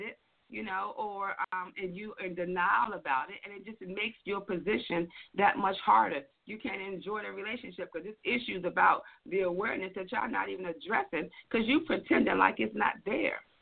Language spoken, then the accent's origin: English; Washington, District of Columbia, United States; now in Atlanta, United States; I am a Washingtonian, born and raised in the D.C. area.